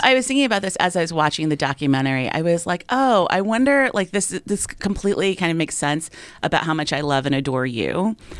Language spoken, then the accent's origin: English; United States; as an American girl